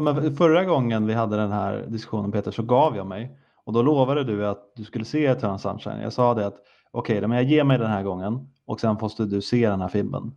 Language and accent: Swedish; Sweden; jag är svensk